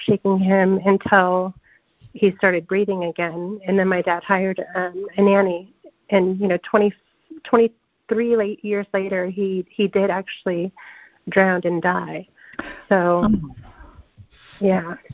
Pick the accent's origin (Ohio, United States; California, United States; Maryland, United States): California, United States; I grew up in California, and it's very different than the South